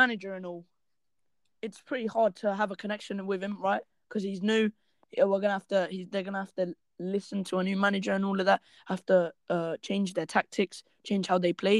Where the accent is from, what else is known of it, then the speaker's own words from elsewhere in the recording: London, United Kingdom; I'm from the West London, representing.